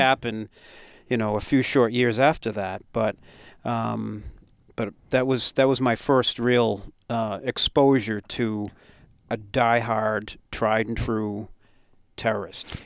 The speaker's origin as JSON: {"language": "English", "town": "Westborough", "region": "Massachusetts", "country": "United States", "tie": "born or raised there", "said": "growing up in Westboro, the fire department had a big horn"}